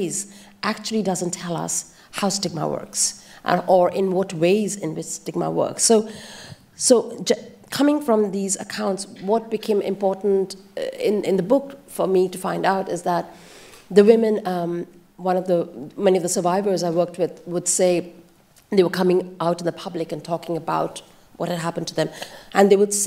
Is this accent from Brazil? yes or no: no; India; I grew up in India